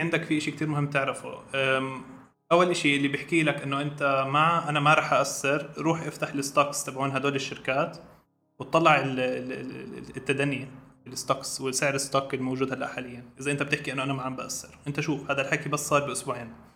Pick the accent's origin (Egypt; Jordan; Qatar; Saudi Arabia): Jordan; عندنا بالاردن